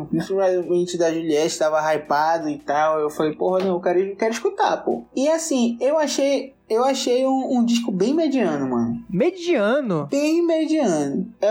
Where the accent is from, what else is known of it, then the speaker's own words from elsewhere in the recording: Northeast Region, Brazil; Ele, aliás, eu sou do Nordeste, ele é do Sul, ele prefere rap e eu sou mais gadu